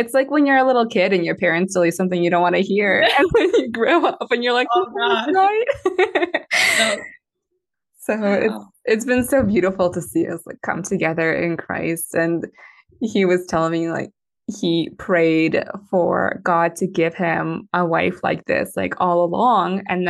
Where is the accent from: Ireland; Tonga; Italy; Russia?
Russia; Moscow; born there; I was born in Moscow, Russia. And my Russian's not good enough for me to read the Russian Bible completely and like understand it